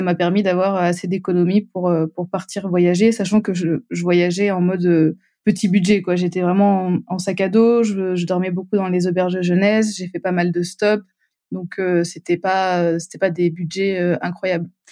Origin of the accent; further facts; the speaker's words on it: Montpellier, Occitania, France; je viens du sud de la France, à Montpellier